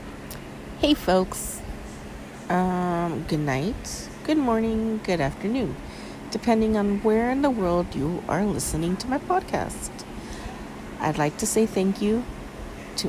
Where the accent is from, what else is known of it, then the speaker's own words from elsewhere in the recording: Los Angeles, California, United States; I am from LA. Born and raised in California, Southern California to be exact.